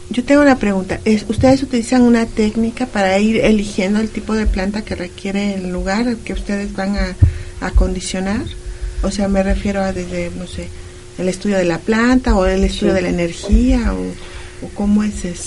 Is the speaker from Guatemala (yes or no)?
no; Mexico; esta historia que los mexicanos tenemos con los españoles